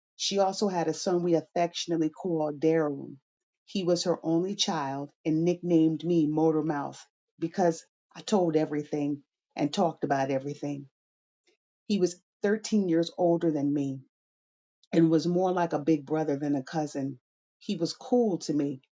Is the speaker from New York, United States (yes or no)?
yes; Troy, New York, United States; I was born on a hot June day at St. Mary's Hospital in Troy, New York